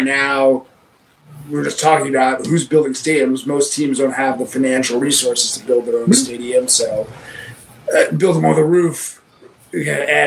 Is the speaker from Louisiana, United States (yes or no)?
no; New York, United States; I'm a New Yorker